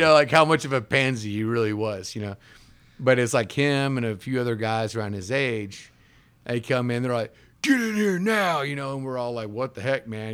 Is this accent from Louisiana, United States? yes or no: no; Jackson, Mississippi, United States; we were living in South Jackson, which, if you know anything about growing up in South Jackson